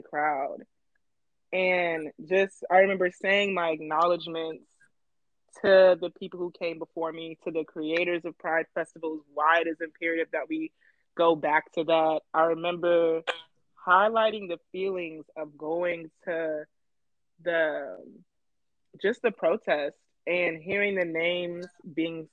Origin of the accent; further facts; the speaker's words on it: Atlanta, Georgia, United States; moved away as an adult; also born or lived in Chicago, Illinois; now in Oregon, United States; I've lived in Chicago, but I was born and raised in Atlanta.